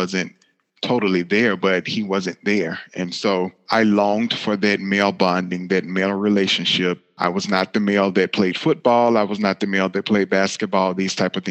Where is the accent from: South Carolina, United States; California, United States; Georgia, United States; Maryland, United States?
Georgia, United States; Griffin; now in Indianapolis, United States; I live in Indianapolis, Indiana, but I was born and raised in Griffin, Georgia.